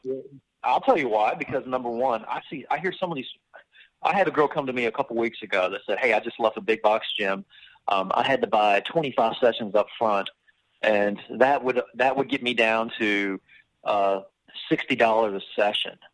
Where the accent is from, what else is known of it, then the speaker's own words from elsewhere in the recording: Travelers Rest, South Carolina, United States; also born or lived in New York / Mississippi / Florida; from the age of twelve on, I've been right here in the Upstate uh, Travelers Rest. Actually, I went to Travelers Rest High